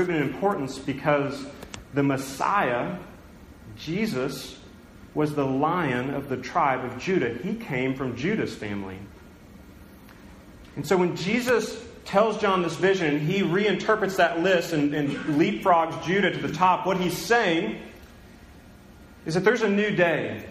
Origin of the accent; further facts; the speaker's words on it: United States; now in Tulsa, United States; I was born in America. I grew up in a Christian home